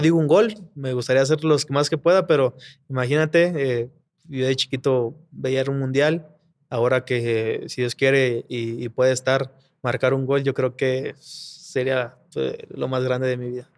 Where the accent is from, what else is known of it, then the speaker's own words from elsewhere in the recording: Mexico City, Mexico; como yo soy aquí de Ciudad de México, mi familia siempre ha trabajado en Tepito, de que ha vendido ropa y todo ese rollo. Yo pues crecí también en Tepito jugando